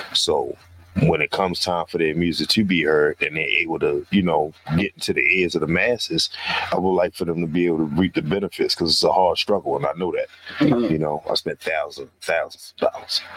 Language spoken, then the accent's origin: English; Baltimore, Maryland, United States; born and raised in West Baltimore